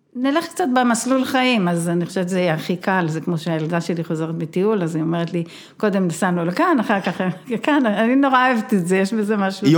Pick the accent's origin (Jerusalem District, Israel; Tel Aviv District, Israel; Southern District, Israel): Southern District, Israel; Be'eri; אני נולדתי בבארי, ההורים שלי מהמייסדים, בת המקום, חברה בבארי.